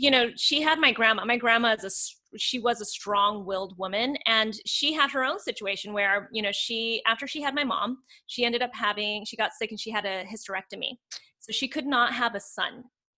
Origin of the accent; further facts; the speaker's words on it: a little town outside of Santa Fe, New Mexico, United States; also born or lived in South Korea; I come from a little town outside of Santa Fe, New Mexico. And when I say little town, like the population was like 8,000. So it was like itty bitty. Like my graduating class, I think was like 48 people.